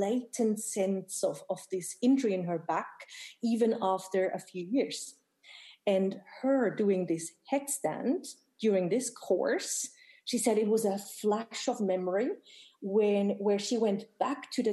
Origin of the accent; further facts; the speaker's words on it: Bern, Switzerland; Bern, my hometown in Switzerland